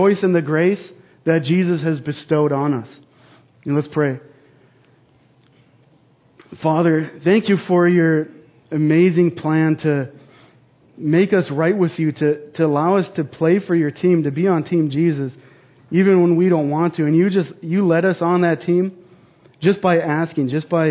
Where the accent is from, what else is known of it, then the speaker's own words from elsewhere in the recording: North Dakota, United States; I grew up in North Dakota, in a very rural community